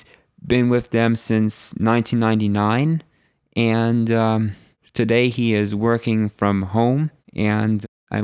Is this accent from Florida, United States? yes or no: yes; Naples, Florida, United States; I was born and raised in Naples, Florida.